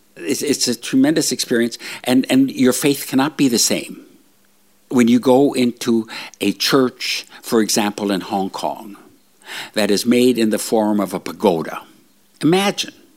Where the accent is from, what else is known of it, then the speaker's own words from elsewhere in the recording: northern Minnesota, United States; moved away; I'm, my background, my family lineage is all Swede. coming from northern Minnesota